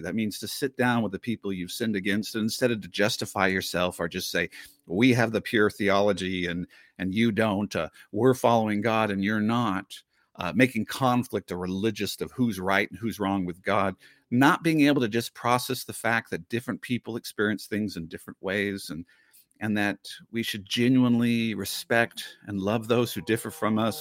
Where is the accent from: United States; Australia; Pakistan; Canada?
United States; the Northwest, Pacific Northwest; I grew up in the Northwest